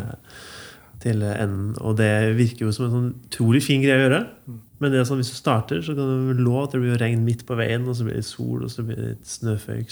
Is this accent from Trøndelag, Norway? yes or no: yes; Ytterøya, Trøndelag, Norway; Jeg kommer fra Ytterøya, og det er masse vann